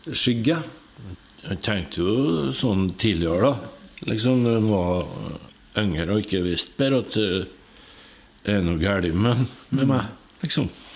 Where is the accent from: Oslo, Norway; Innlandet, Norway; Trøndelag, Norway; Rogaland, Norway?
Trøndelag, Norway; Hitra; jeg vokste opp på Hitra.